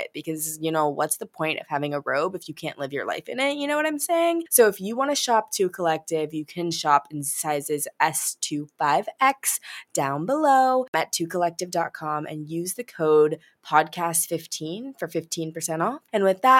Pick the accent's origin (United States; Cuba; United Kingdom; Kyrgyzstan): United States; Midwest; also born or lived in New York; now in Los Angeles, United States; I lived in New York and I'm from the Midwest